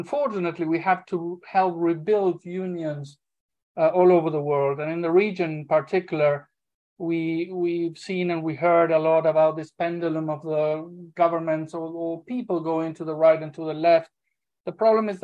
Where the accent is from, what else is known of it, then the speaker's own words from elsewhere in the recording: Argentina; moved away; I am originally from Argentina, originally an aviation worker, an aviation union leader